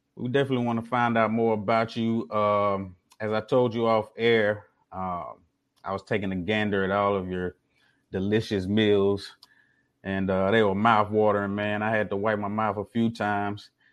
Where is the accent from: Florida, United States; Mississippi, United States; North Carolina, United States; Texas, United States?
Mississippi, United States; now in Houston, United States; I'm originally from Mississippi and currently in Houston right now